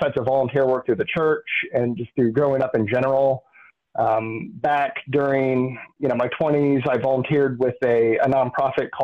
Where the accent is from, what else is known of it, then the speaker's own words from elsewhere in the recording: Columbus, Indiana, United States; also born or lived in Illinois; I grew up here in Columbus. I wasn't necessarily born here. I was born in Illinois. Don't hold it against me, but moved here when I was two